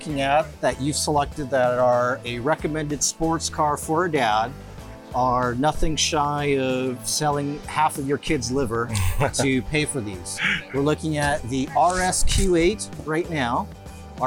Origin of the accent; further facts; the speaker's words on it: Philippines; accent: fobby accent; moved away; I'm Filipino